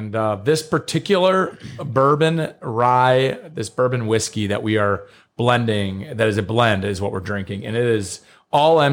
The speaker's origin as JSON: {"language": "English", "region": "Kentucky", "country": "United States", "said": "I'm from Kentucky. We don't have very good pronunciation all the time"}